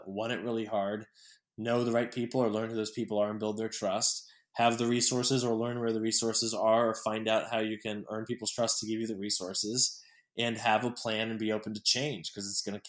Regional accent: Carmel, Indiana, United States; moved away as an adult; now in New York, United States; growing up in Carmel with people who were supportive and who had the art scene

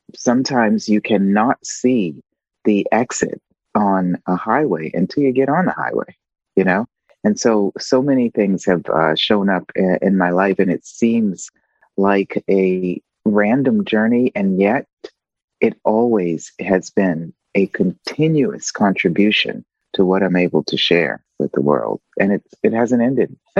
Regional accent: United States; moved away as an adult; now in Italy; I'm living um, outside of the US, right? Um, but of course, I'm still a US citizen

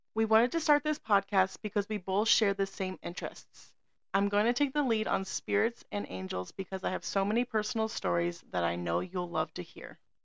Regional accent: Arizona, United States; born and raised in hot as heck Arizona

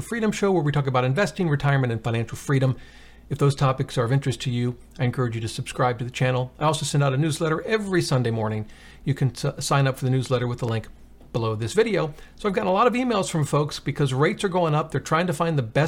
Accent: Virginia, United States; This is in actually in my home state, Tappahannock, Virginia.

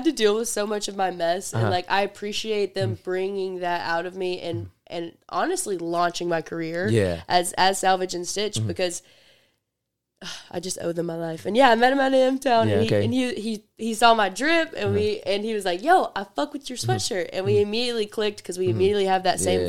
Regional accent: Mississippi, United States; I'm from Memphis, mm-hmm. but I'm from the suburbs. I'm from the suburbs of Mississippi.

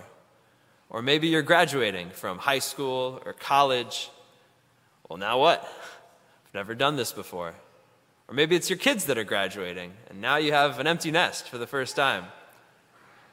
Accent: Ann Arbor, Michigan, United States; I grew up down in Ann Arbor, Michigan

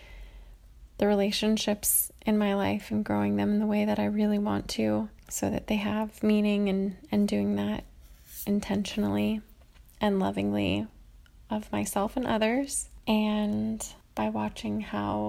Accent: California, United States; now in Cincinnati, United States; I live in Cincinnati, Ohio, but I am from California.

